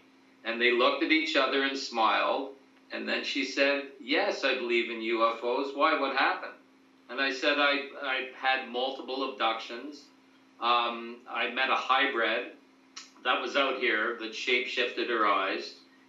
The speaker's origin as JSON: {"language": "English", "town": "Ottawa", "region": "Ontario", "country": "Canada", "tie": "born or raised there", "moved": "as an adult", "lives_now": "British Columbia, Canada", "said": "I was raised in Ottawa. I've lived there for 34 years and had a place in the Gatineaus."}